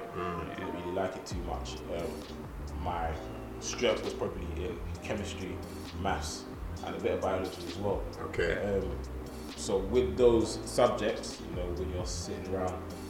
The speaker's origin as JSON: {"language": "English", "region": "London", "country": "United Kingdom", "said": "I'm from Stockwell."}